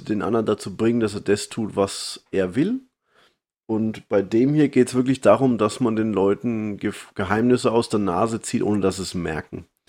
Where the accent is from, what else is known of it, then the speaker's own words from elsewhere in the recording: Germany; moved away; als Deutscher, der im Ausland lebe